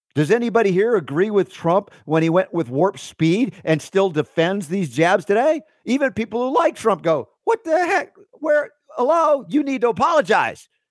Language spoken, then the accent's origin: English; the South, United States; I grew up i, in a, in a Jewish family in the South